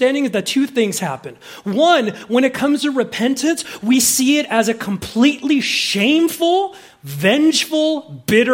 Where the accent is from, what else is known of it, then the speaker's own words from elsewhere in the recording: Southern California, United States; I grew up in Southern California